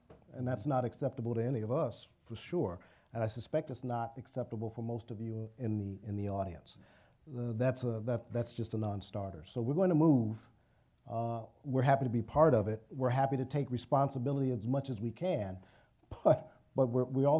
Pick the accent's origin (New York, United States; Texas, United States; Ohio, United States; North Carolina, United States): Ohio, United States; Cleveland; moved away; I'm from Cleveland, but I've not always lived here, but I've lived here most of my life.